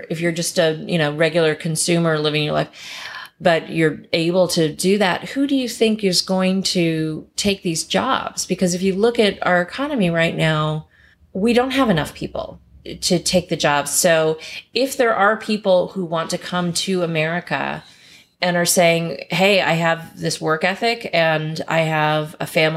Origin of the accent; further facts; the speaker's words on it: Kentucky, United States; I grew up in Kentucky.